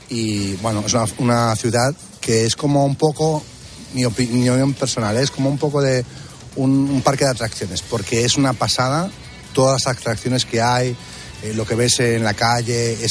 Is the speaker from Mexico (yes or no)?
no; El Vendrell, Catalonia, Spain; Nosotros venimos de Tarragona, del Vendrell.